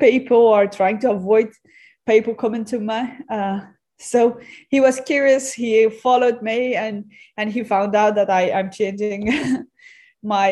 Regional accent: Afghanistan; I come from Afghanistan

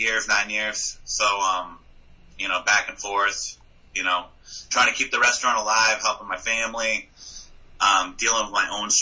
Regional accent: Exeter, New Hampshire, United States; also born or lived in Dover, New Hampshire / York, Maine / Virginia; I was born in Dover, lived in York, Maine, and then moved to Exeter for the most part. Second grade, was when my parents bought the restaurant. Or first grade, yeah. And then lived in Exeter most of my life.

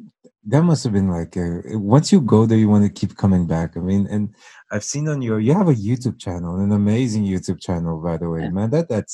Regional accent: Brazil; moved away; I am from Brazil. I'm technically half blooded, so I spent most of my life there

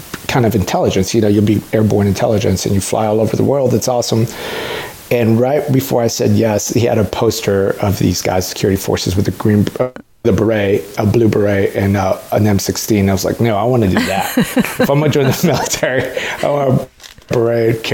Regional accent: San Antonio, Texas, United States; also born or lived in Mexico City, Mexico / Austin, Texas; grew up in San Antonio

